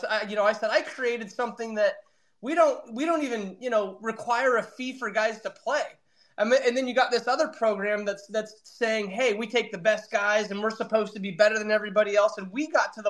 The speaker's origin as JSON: {"language": "English", "town": "Reading", "country": "United States", "tie": "born or raised there", "said": "there was only one other team in my hometown"}